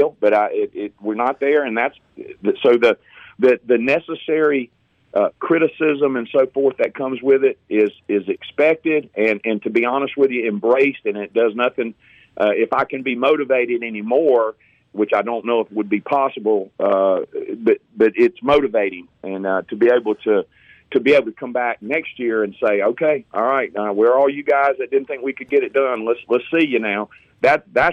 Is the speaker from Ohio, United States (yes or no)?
no; Hattiesburg, Mississippi, United States; I grew up in Hattiesburg